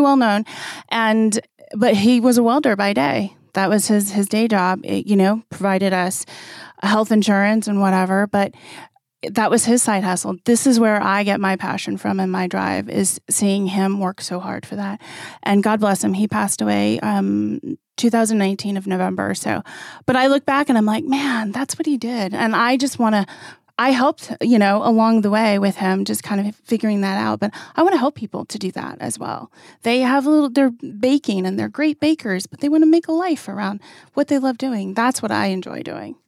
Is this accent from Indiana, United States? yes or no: no; Arizona, United States; I'm a Navajo from the Navajo Reservation. I grew up on the Navajo Reservation.